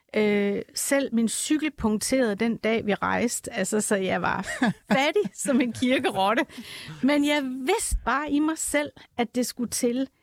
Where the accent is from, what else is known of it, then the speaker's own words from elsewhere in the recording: Jutland, Denmark; accent: Jutlandic; nu er jeg jyde, som man sikkert kan høre på min accent